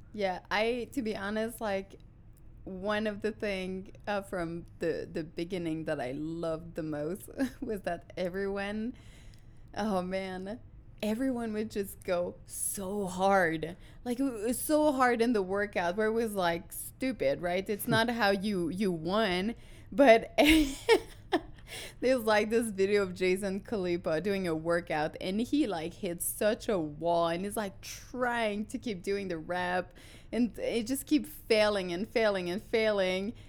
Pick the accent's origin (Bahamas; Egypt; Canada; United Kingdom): Canada; Quebec; English is a second language; moved away as an adult; now in United States; I'm a French Canadian from, uh, the Quebec, uh, region